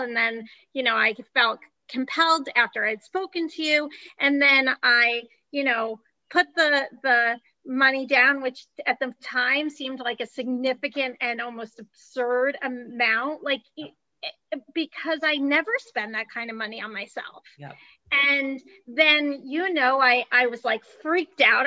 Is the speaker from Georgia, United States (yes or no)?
no; New Jersey, United States; also born or lived in Ohio; We're in New Jersey, where I was raised.